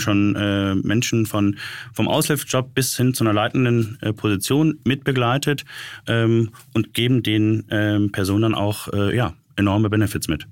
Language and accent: German; Düsseldorf, North Rhine-Westphalia, Germany; für uns als gebürtige Düsseldorfer